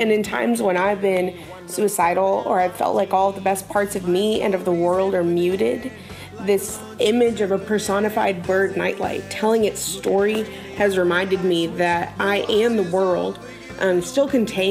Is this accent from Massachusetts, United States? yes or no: no; Panama City, Florida, United States; I'm from Panama City, Florida